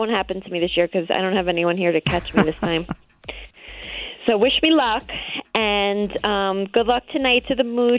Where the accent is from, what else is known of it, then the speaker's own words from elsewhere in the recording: New York, United States; I am a New Yorker